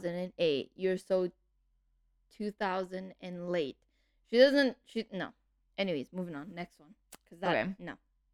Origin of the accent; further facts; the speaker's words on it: Canada; We're Canadian and we don't even...